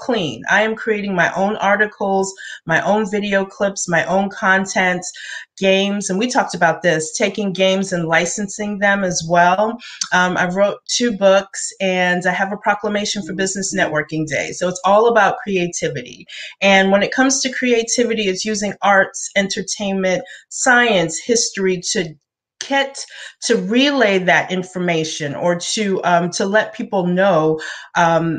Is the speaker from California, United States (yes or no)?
no; Brooklyn, New York, United States; first language English; now in Atlanta, United States; I was born and raised in Brooklyn and came here to Georgia